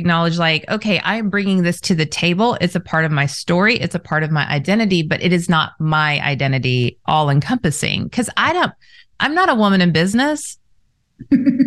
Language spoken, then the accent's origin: English; Southern California, United States; I was raised in Southern California